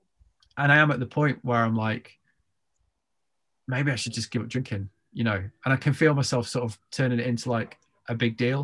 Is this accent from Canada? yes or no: no; United Kingdom; I'm British.